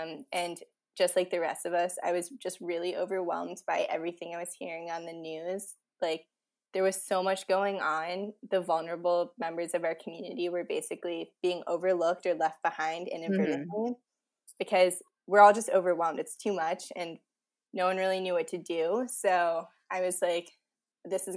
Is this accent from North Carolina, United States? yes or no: no; Washington, District of Columbia, United States; also born or lived in Indiana; everyone who comes back to D.C. There are a bunch of us political science majors over here. And since I moved home